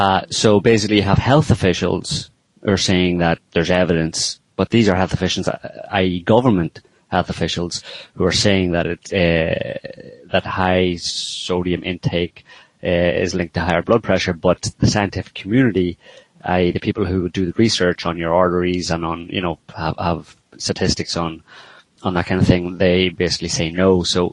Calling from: France; I'm calling from France.

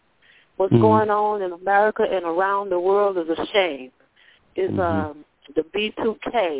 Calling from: Florida, United States

